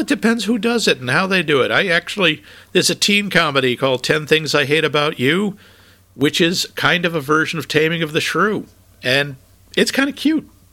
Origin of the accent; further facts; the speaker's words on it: New England, United States; moved away as an adult; also born or lived in Minnesota; from New England and I had enormous trouble adjusting to the weather in Minnesota.